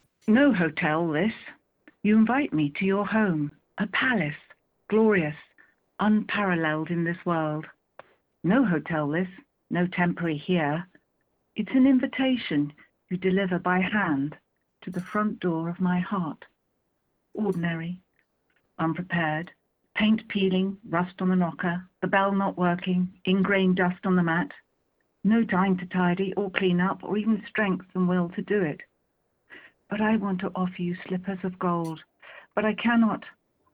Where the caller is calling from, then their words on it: Marlow, South East England, United Kingdom; I'm calling from Marlow in Buckinghamshire.